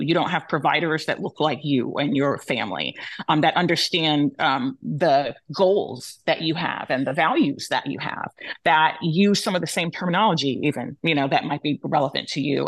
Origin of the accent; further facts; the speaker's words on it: United States; My um, heritage is Yoruba and Cabo Verdeano. My, I was born here in the United States